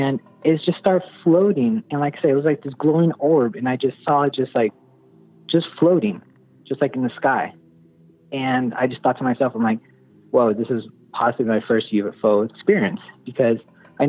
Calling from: Orange County, California, United States; calling from Orange County, California

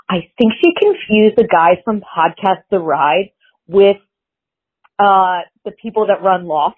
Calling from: Pennsylvania, United States; I'm calling from Pennsylvania.

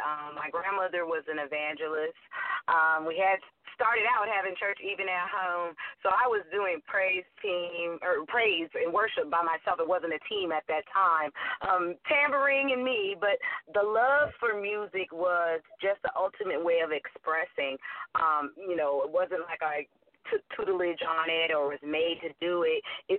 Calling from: Hollywood, California, United States; I am calling you from sunny Hollywood, California.

